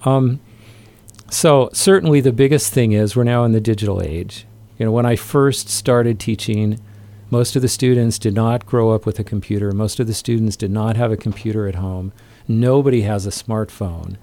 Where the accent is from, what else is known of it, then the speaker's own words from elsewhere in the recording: southeast Idaho, United States; I grew up in Idaho, kind of out in f, farming country in southeast Idaho